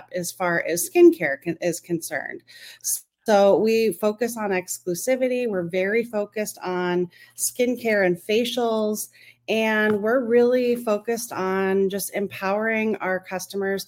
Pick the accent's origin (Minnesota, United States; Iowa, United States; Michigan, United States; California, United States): Minnesota, United States; Minneapolis; I'm from the Twin Cities of Minneapolis and St. Paul in Minnesota